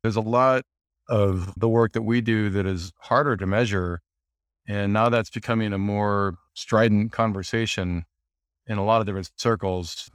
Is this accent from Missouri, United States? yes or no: no; Montana, United States; moved away as an adult; also born or lived in Los Angeles; I grew up in Montana in the U S